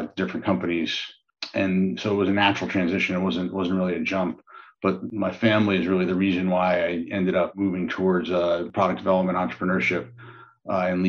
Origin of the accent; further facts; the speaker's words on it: West Long Branch, New Jersey, United States; also born or lived in New York City; I was born in New York City and grew up in a town called West Long Branch, New Jersey